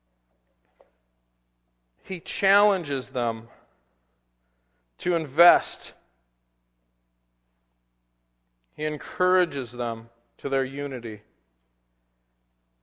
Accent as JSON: {"language": "English", "region": "Southern California", "country": "United States", "tie": "born or raised there", "moved": "yes", "lives_now": "Portland, United States", "said": "growing up in Southern California, I love snow because we had none"}